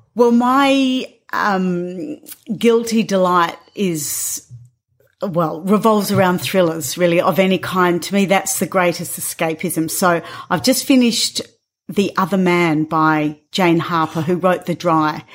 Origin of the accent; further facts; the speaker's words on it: Northern Territory, Australia; I grew up here in Central Australia.